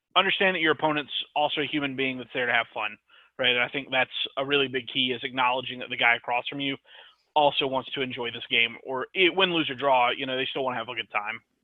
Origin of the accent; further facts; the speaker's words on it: Mississippi, United States; I'm from Mississippi